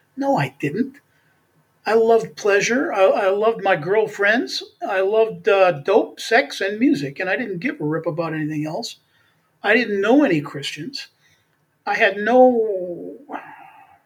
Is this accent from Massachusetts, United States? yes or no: no; Beaver Dam, Wisconsin, United States; also born or lived in Milwaukee, Wisconsin; Beaver Dam, Wisconsin, which is where I was born in Beaver Dam